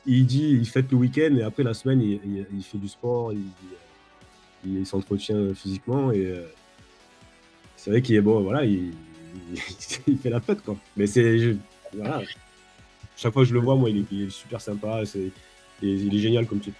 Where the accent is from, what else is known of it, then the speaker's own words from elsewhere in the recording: France; moved away as an adult; now in Los Angeles, United States; en tant que Français